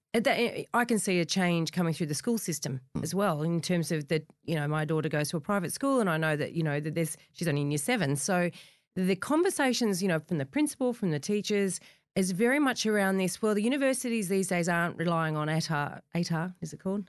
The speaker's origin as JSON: {"language": "English", "area": "the Shire", "region": "New South Wales", "country": "Australia", "tie": "born or raised there", "said": "I grew up in the Shire"}